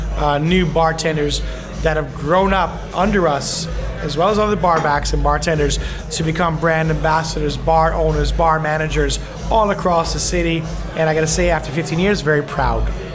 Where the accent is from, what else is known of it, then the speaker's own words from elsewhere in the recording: New York City, New York, United States; moved away as an adult; now in Stockholm, Sweden; I'm from Bayside, Queens, New York City